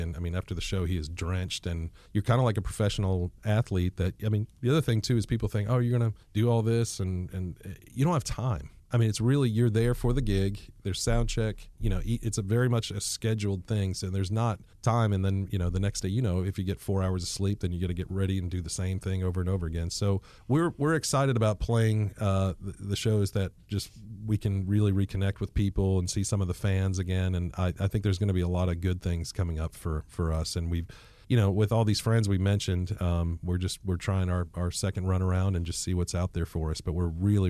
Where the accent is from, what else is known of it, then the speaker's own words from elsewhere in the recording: New York City, New York, United States; he and I grew up together in New York, and his family defected down.